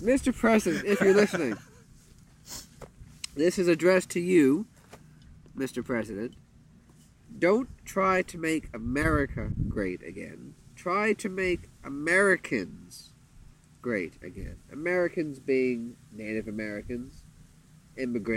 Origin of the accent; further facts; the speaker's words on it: Canada; first language English; now in Thailand; I'm a Canadian